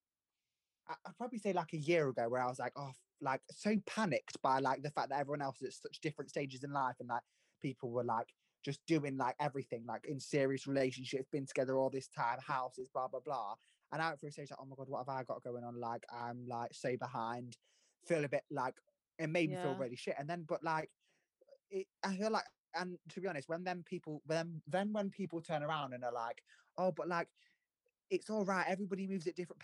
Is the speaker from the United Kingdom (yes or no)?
yes; Lincolnshire, East Midlands, United Kingdom; I'm from Lincolnshire